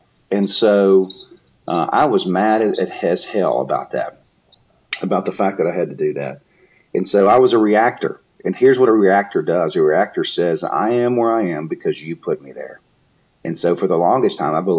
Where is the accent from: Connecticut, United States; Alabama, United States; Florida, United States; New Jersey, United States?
Alabama, United States; Mobile; I'm from Mobile, so we call it the Bama.